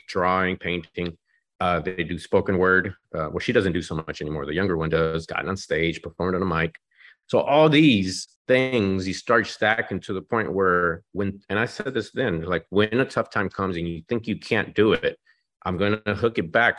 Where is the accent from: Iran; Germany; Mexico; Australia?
Mexico; now in Dallas, United States; I was born in Mexico.